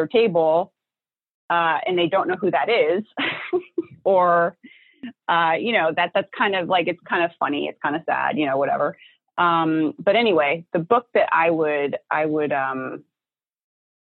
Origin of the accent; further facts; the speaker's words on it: New Jersey, United States; I'm from New Jersey. You know, this is where I'm born and bred. I live here